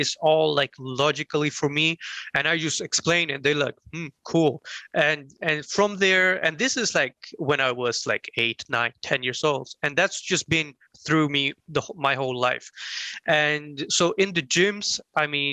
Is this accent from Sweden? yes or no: yes; Sweden; I had a easy time growing up in Sweden